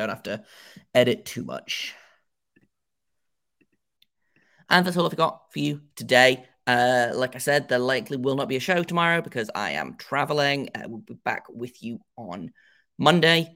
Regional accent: England, United Kingdom; I am English and in my 30s

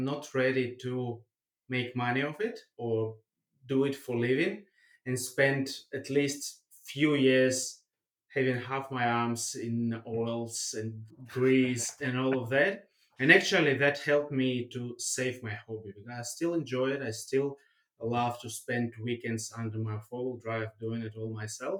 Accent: Russia; also born or lived in Germany; now in Australia; I was born in Germany, grew up in Russia, now living in Australia.

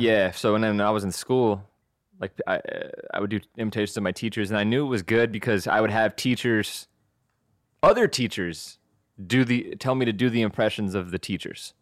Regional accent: Texas, United States; now in Los Angeles, United States; I'm from Texas

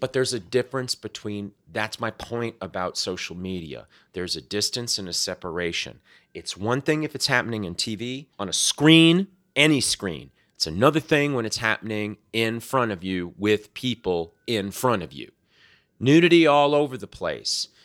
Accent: South Florida, United States; moved away; when I was growing up in South Florida

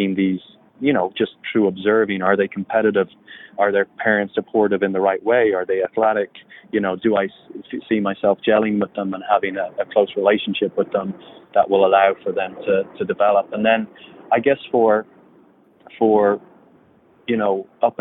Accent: Ireland; moved away as an adult; also born or lived in California; I grew up in Ireland. I went to Fresno State in California. I'm, you know, thousands of miles away from home

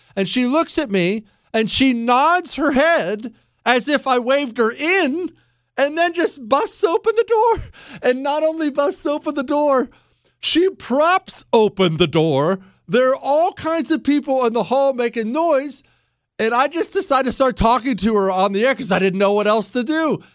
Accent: Montana, United States; now in Texas, United States; I loved growing up in Montana.

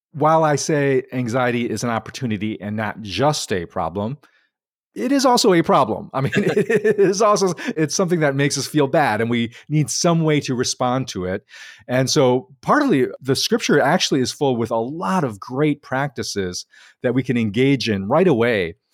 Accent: Chicago, Illinois, United States; I grew up in Chicago

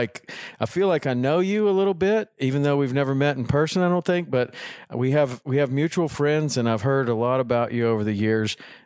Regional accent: Tennessee, United States; I grew up in Tennessee

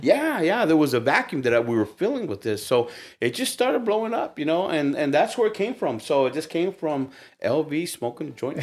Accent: United States; I'm Mexican American, so I'm Chicano

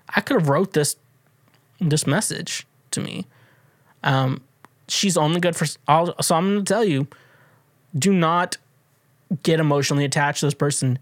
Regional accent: Kansas, United States; I grew up in Kansas

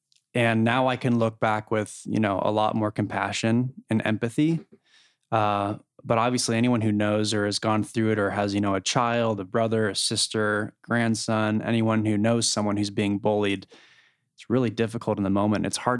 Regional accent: Connecticut, United States; also born or lived in Utah; And as I mentioned, I grew up in Connecticut. I the youngest of eight kids, and my dad got a job when I was 4 years old that moved, you know, the family out to Connecticut and, from Utah.

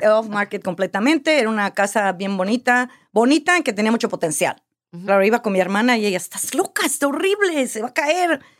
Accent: Mexico; now in United States; Mira, desde que yo me vine a Estados Unidos de México, siempre había querido comprar una casa, comprar un apartamento, algo así.

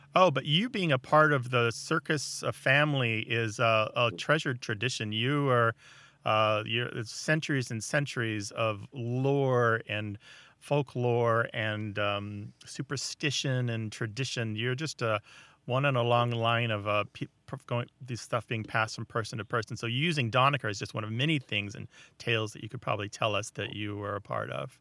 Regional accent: Missouri, United States; I'm from Missouri, and as far as I know, nobody uses Gaffel

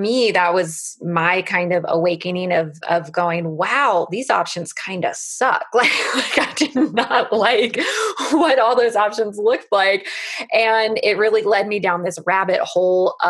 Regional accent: United States; I'm an American, so we live in the US

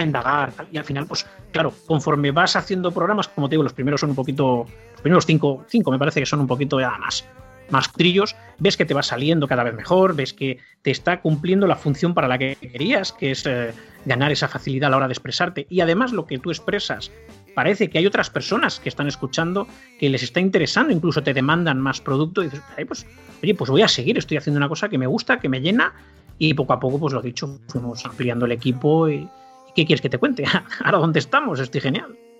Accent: Barcelona, Catalonia, Spain; now in La Rioja, Spain; yo vivo en La Rioja. De todas maneras, de origen soy de Barcelona.

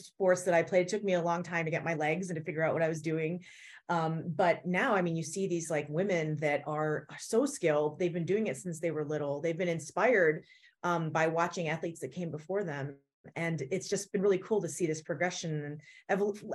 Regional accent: Elmira, New York, United States; moved away; Elmira, New York, my hometown

